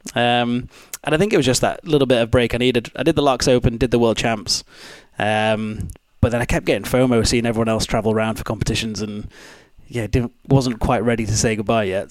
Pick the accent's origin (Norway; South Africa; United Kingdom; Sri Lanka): United Kingdom; Pontefract, Yorkshire and the Humber; moved away; also born or lived in Edinburgh; I was born Pontefract, so like 10 minutes away from Castleford